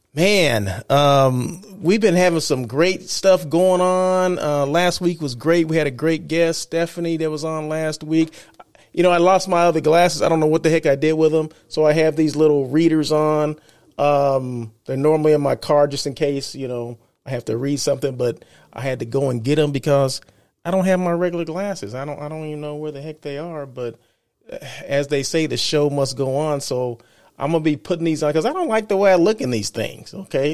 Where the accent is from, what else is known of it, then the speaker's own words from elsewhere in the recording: Blythe, California, United States; now in Los Angeles, United States; I'm from Blythe, California, right? Small country town, um, in the desert